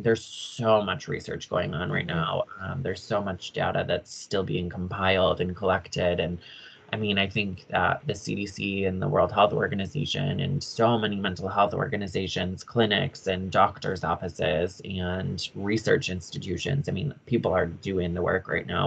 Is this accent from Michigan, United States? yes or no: yes; Michigan, United States; moved away as an adult; also born or lived in Upper Peninsula, Michigan / Sioux Falls / Colorado; everyone in Michigan, like, knew …. They all knew that I was very Finnish. They knew my family in my hometown